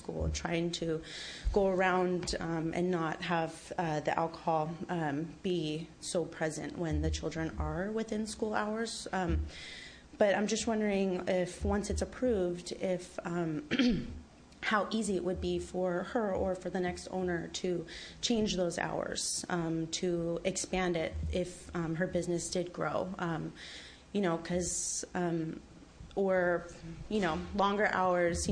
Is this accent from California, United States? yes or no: yes; Sausalito, California, United States; I was born and raised here in Sausalito. Lived here my entire life